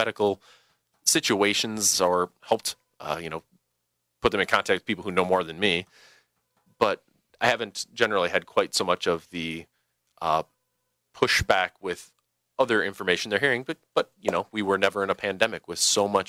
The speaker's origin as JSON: {"language": "English", "town": "Lancaster", "region": "Wisconsin", "country": "United States", "tie": "born or raised there", "said": "from my hometown. I'm from Lancaster, Wisconsin"}